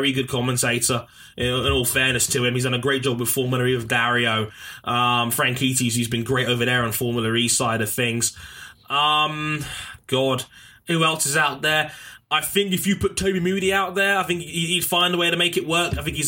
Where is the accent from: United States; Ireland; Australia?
Australia; Also, like Shadow Force said, I'd pick Neil Crompton and Alan Jones because I'm Australian.